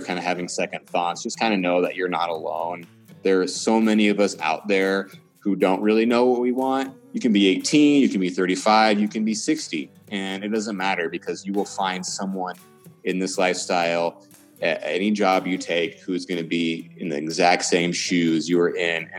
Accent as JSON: {"language": "English", "region": "Georgia", "country": "United States", "tie": "born or raised there", "also_born_or_lived": "Washington, United States", "said": "But I was born and raised in Georgia. You couldn't tell by my accent."}